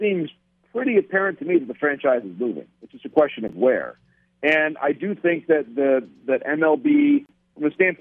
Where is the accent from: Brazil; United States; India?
United States; Ann Arbor, Michigan; I mentioned Michigan Stadium earlier. Of course, my hometown